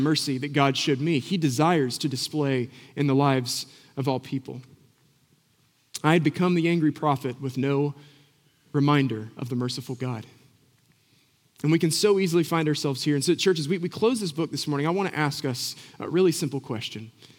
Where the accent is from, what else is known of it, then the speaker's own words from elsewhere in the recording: Boone, North Carolina, United States; I grew up in Boone